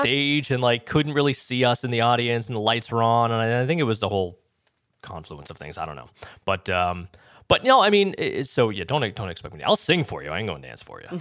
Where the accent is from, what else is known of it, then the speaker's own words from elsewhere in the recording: New England, United States; I am from New England